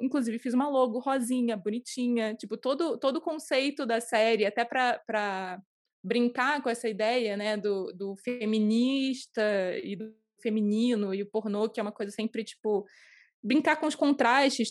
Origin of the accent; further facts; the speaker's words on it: Rio de Janeiro, Brazil; no Rio, moro no Rio.